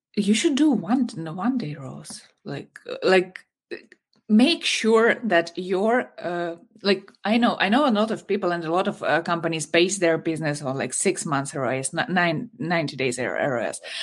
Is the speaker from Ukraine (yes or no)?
yes; Ukraine; I'm from Ukraine.